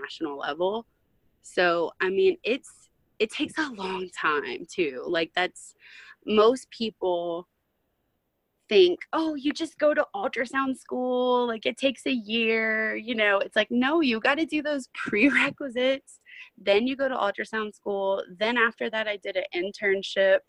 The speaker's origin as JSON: {"language": "English", "region": "Louisiana", "country": "United States", "said": "I'm from Louisiana"}